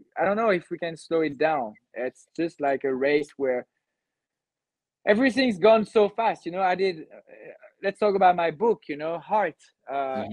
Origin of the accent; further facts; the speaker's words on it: Cannes, Provence-Alpes-Côte d'Azur, France; i'm from the southeast of france i grew up in cannes